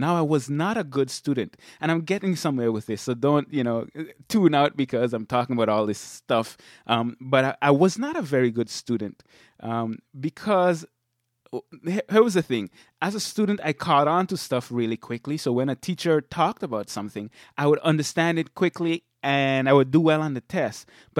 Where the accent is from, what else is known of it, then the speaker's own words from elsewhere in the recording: Sint Maarten; now in Michigan, United States; And people always ask me why I moved from St. Martin. But I grew up there in St. Martin. I lived a relatively laid-back lifestyle.